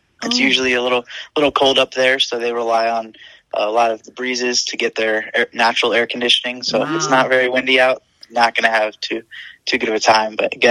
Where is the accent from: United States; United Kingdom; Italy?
United States; Florida; I'm not a big fan of the beach, even though I'm from Florida.